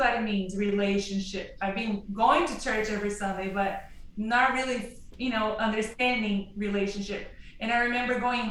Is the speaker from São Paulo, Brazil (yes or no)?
yes; São Paulo, Brazil; moved away as an adult; also born or lived in Arkansas / Massachusetts; now in Kansas City, United States; I'm from Brazil, and I lived in Brazil until I was 18